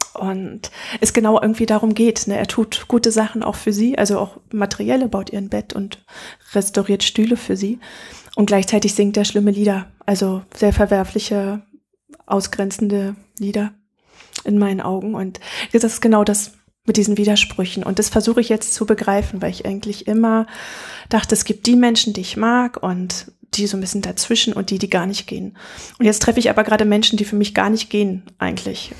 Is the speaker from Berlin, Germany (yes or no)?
yes; Berlin, Germany; moved away as an adult; für mich als Berlinerin